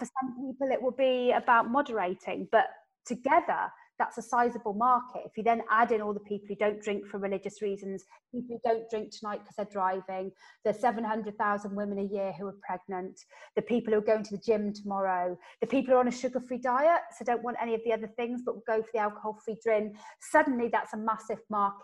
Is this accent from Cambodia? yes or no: no; West Country, South West England, United Kingdom; I'm from the West Country